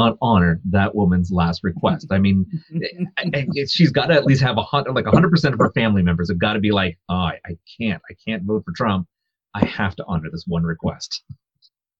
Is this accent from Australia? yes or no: no; Canada